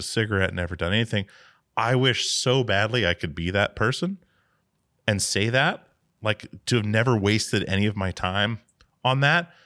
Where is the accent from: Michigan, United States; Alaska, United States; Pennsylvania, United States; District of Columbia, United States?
Alaska, United States; growing up in Alaska